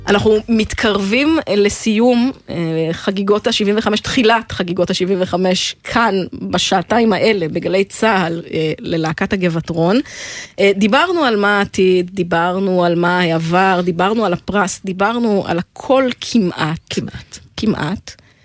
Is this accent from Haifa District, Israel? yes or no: no; the Valley, Northern District, Israel; moved away; אני במקור מהעמק